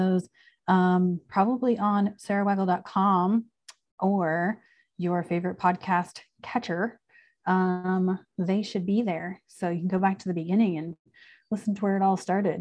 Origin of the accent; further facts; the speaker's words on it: Chicago, Illinois, United States; moved away; I'm from Chicago. I lived in Chicago for a long time